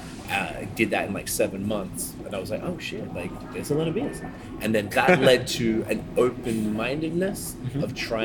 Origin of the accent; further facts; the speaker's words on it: Melbourne, Victoria, Australia; moved away; I'm from Melbourne, which is the arguably the best city in the world for coffee